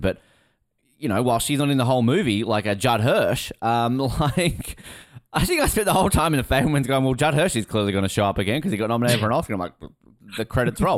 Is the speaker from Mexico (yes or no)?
no; Hobart, Tasmania, Australia; I grew up in Hobart.